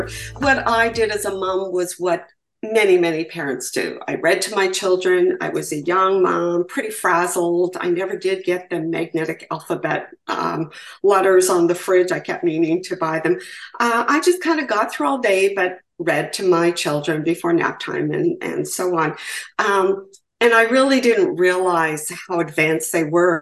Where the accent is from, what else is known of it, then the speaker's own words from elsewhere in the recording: Canada; I'm from Canada, so I refer to provinces as well.